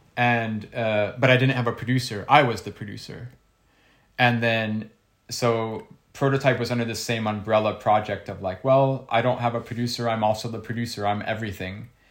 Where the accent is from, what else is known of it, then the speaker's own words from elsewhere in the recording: Ohio, United States; I'm from Ohio